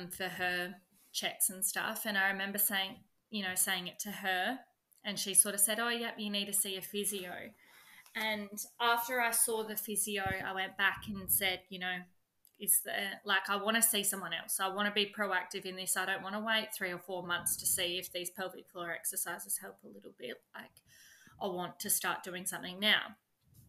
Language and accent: English; 5 hours from Adelaide, South Australia, Australia; Adelaide, which is 5 hours away from my hometown